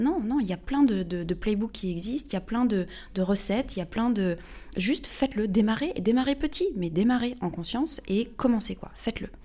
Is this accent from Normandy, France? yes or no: yes; Normandy, France; also born or lived in Paris, France; now in Hossegor, France; je viens de Normandie à la base